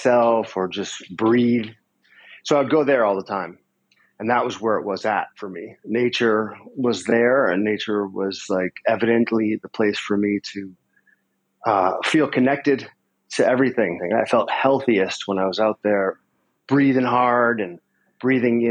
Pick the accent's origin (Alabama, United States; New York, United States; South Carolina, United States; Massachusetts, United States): Massachusetts, United States; Concord; I grew up in Massachusetts near Walden Pond